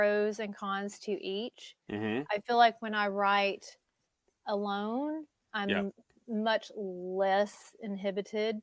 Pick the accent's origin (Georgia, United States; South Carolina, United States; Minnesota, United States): Georgia, United States; moved away; also born or lived in Nashville, Tennessee; I moved back to Georgia